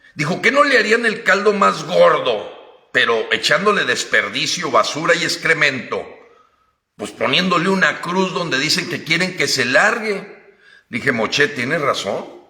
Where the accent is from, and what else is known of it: Mexico